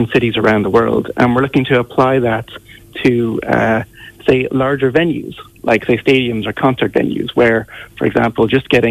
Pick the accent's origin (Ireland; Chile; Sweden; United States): Ireland; growing up in Ireland